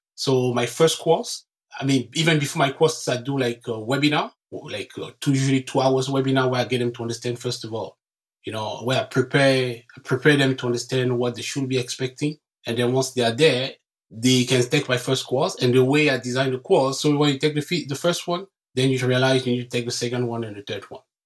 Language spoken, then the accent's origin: English; Cameroon; English is a second language; moved away as an adult; now in Canada; I was born and raised in Cameroon, and I came to Canada in 2005